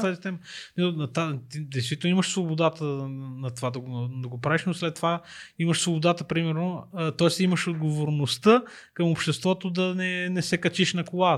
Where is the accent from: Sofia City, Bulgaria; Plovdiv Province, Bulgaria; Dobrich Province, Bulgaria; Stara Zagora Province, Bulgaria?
Sofia City, Bulgaria; Sofia; Аз също съм от Хаджи Димитър, аз не съм от да. центъра на, на София